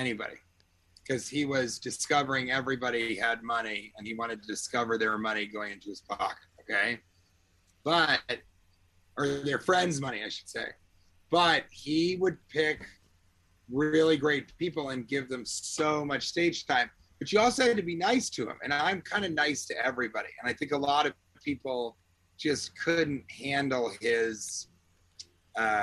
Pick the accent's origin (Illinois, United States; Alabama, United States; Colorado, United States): Colorado, United States; Denver; moved away; I'm from Denver.